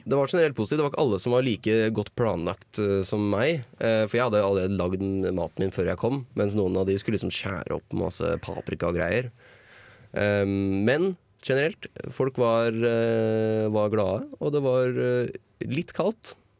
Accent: Toten, Innlandet, Norway; jeg tenker på hjemme på Toten

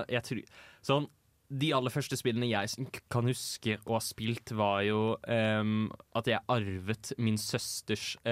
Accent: Fredrikstad, Østfold, Norway; min Fredrikstad.

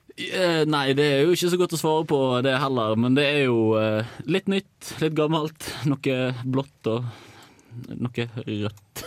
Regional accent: Bergen, Vestland, Norway; den beste byen rett etter Trondheim, da. Så, altså Bergen

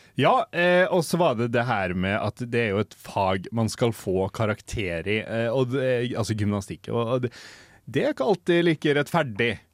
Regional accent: Molde, Møre og Romsdal, Norway; also born or lived in Oslo; Født i Oslo, oppvokst i Molde.

